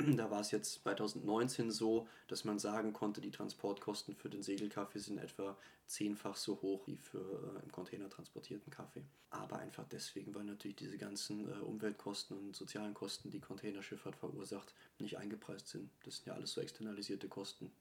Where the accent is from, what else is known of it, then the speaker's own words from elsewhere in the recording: Eifel, Germany; Ich stamme aus, äh, aus der Eifel